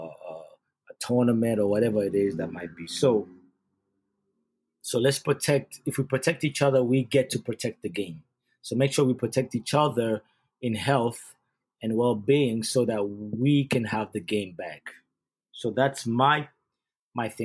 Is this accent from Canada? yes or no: no; Uganda; moved away; I'm born and raised in Uganda